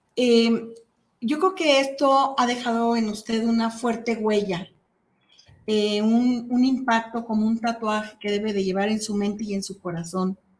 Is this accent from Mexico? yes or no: yes; Mexico; nos impactó como mexicanos